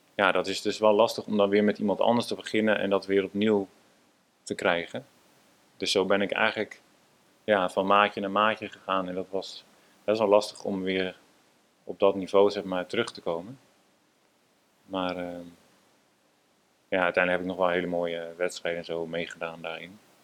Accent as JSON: {"language": "Dutch", "town": "Amsterdam", "region": "North Holland", "country": "Netherlands", "tie": "born or raised there", "said": "Ja, ik ben inderdaad eh, geboren in Amsterdam. En ja, altijd op een zeilschip gewoond."}